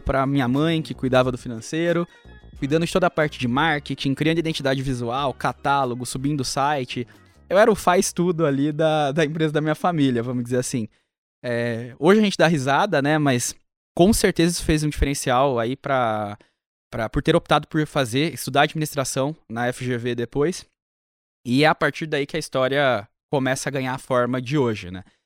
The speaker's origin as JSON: {"language": "Portuguese", "town": "Ribeirão Preto", "region": "São Paulo", "country": "Brazil", "tie": "born or raised there", "said": "eu sou do interior de São Paulo, Ribeirão Preto"}